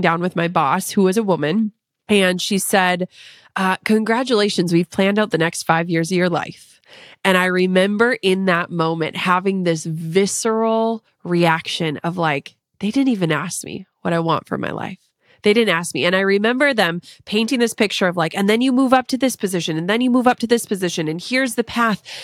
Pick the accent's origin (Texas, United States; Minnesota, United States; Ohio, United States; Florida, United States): Minnesota, United States; I'm from Minnesota